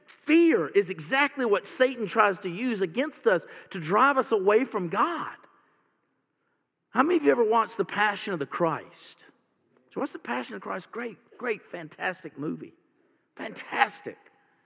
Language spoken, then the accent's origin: English; the South, United States; You know what? I'm a Southerner, and I have never owned a gun.